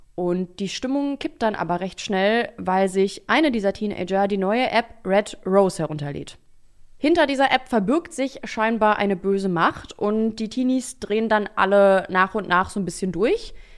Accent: Berlin, Germany; ich bin in Berlin aufgewachsen

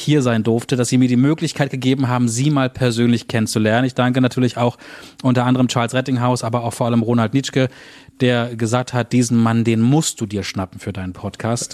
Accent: Berlin, Germany; als Berliner

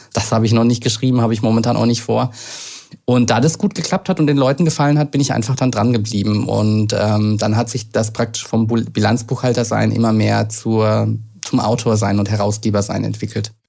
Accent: Lower Franconia, Bavaria, Germany; moved away as an adult; now in Berlin, Germany; ich bin ja aus Unterfranken, äh, aus wirklich einem kleinen Ort

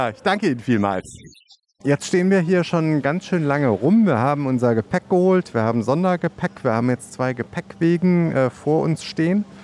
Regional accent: Leipzig, Saxony, Germany; Ich bin aus Leipzig und ungefähr anderthalb Stunde Fahrt.

